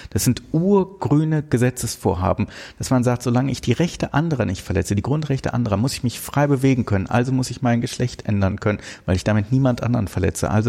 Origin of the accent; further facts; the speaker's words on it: Rhineland, Germany; Wir, wir, wir gucken beide als Rheinländer auf den Rhein.